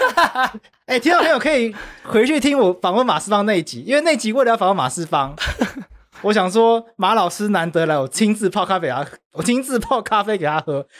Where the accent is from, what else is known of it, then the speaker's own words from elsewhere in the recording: Taipei, Taiwan; also born or lived in Taitung; 我在台北长大